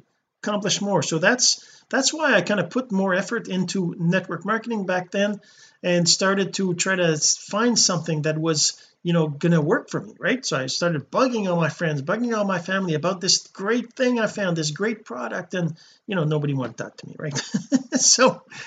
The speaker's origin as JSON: {"language": "English", "town": "Sept-Îles", "region": "Quebec", "country": "Canada", "tie": "born or raised there", "said": "I'm a Canadian, a French Canadian. I actually was born in Quebec, a small town called Sept Îles, which means seven islands in English"}